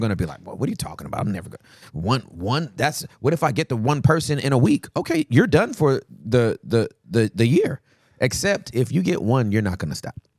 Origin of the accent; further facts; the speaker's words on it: United States; we're American.